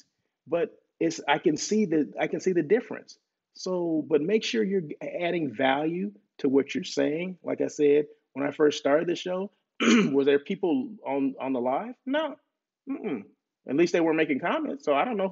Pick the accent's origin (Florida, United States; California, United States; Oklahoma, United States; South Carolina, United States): California, United States; Blythe; moved away; Blythe where I grew up